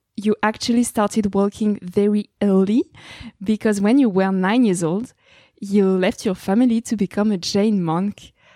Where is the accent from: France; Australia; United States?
France; accent: French; English is a second language; I have a very big French accent.